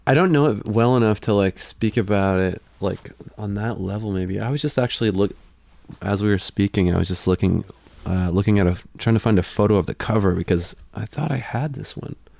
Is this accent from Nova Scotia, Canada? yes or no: yes; Amherst, Nova Scotia, Canada; moved away as an adult; now in Sackville, Canada; I grew up in Amherst